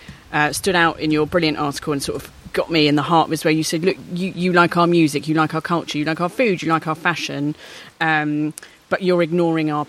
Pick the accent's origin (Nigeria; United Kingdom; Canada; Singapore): United Kingdom; London; I did grow up in Peckham